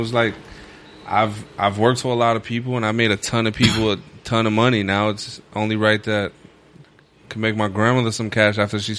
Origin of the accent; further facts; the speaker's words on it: New York City, New York, United States; When I grew up in Red Hook, it was the murder capital of the U.S.